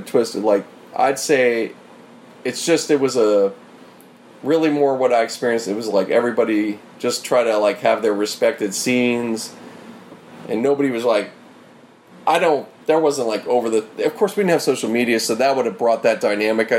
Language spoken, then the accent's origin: English; Pittsburgh, Pennsylvania, United States; I grew up in Pittsburgh